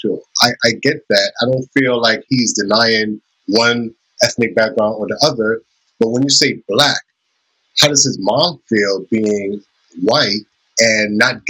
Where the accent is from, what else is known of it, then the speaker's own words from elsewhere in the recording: New York, United States; I'm from New York, and I will agree, but Spanish Harlem, New York